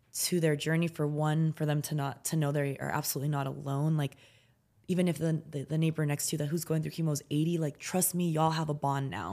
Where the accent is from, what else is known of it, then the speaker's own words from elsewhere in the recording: United States; also born or lived in San Francisco, California; I grew up in the United States of America, in a city, and that was really wealthy in the town we lived